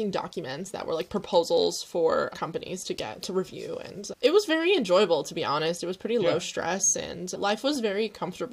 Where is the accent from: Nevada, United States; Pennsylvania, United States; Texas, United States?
Pennsylvania, United States; moved away as an adult; also born or lived in Chicago; now in Netherlands; I'm currently freezing to slowly in the Netherlands, but I'm from Pennsylvania in the US.